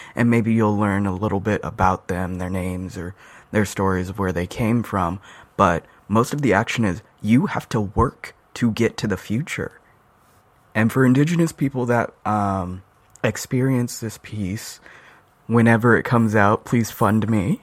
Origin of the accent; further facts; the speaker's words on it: Albuquerque, New Mexico, United States; now in Seattle, United States; I'm originally from Albuquerque, New Mexico